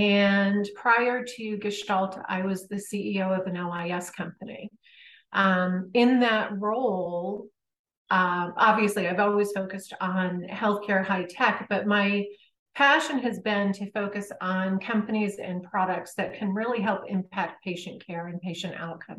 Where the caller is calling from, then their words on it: Connecticut, United States; I am in Connecticut.